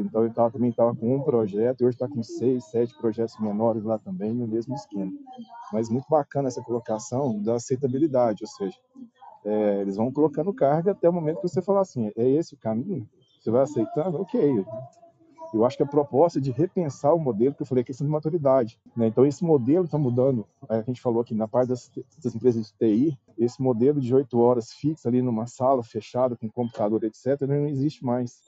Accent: Uberlândia, Minas Gerais, Brazil; eu sou de Uberlândia, Minas Gerais

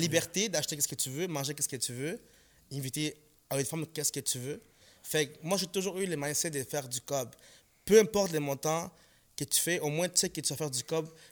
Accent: Montreal, Quebec, Canada; French is a second language; also born or lived in Ecuador; j'ai grandi à Saint-Sulpice

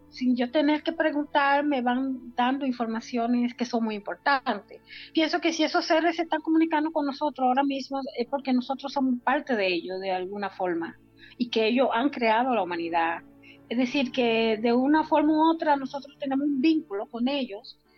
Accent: San Juan de la Maguana, San Juan, Dominican Republic; moved away; Estaba yo en mi provincia natal de San Juan de la Maguana, República Dominicana.

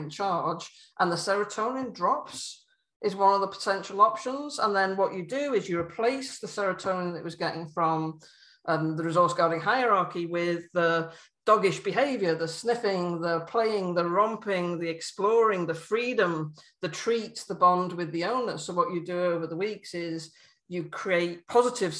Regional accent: United Kingdom; as a British person

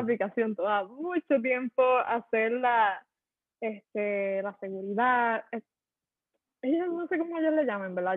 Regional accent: Puerto Rico; somos empresarios boricua

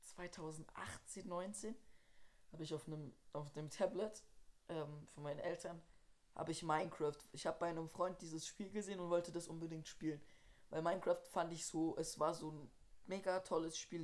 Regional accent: Switzerland; bei uns in der Schweiz

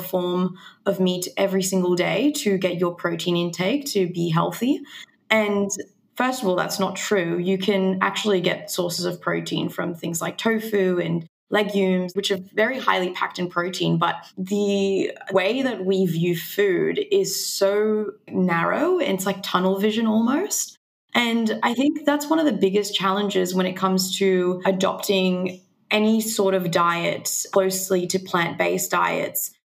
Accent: Mexico; now in Australia; I was vegan for five years when I was growing up in Mexico

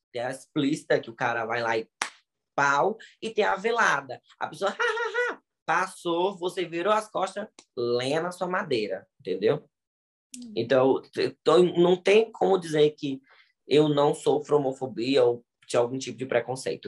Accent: Ceará, Brazil; now in Bahia, Brazil; eu sou do Ceará, mas moro na Bahia, 25 anos

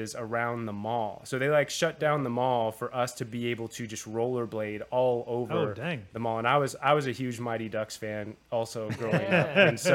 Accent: Southern California, United States; growing up in Southern California

